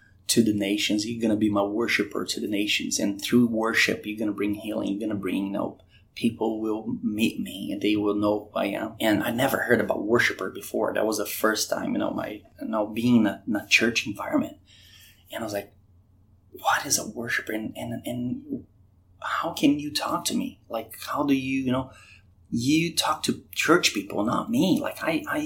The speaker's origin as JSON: {"language": "English", "country": "Brazil", "tie": "born or raised there", "also_born_or_lived": "Curitiba, Brazil / North Carolina / Richmond", "moved": "as an adult", "lives_now": "Virginia Beach, United States", "said": "I was born in Brazil"}